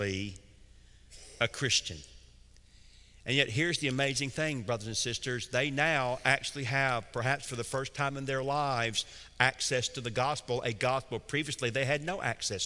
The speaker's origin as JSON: {"language": "English", "town": "Atlanta", "region": "Georgia", "country": "United States", "tie": "born or raised there", "said": "I grew up in Atlanta, Georgia. I'm as deep south as you can possibly be"}